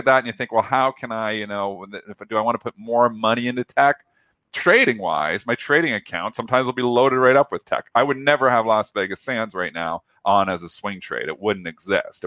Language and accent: English; Canada; I'm Canadian